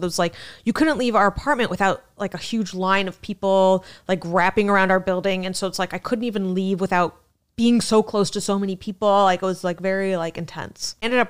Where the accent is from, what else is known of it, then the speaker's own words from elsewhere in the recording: New York City, New York, United States; I don't know how you know I'm from New York City, but.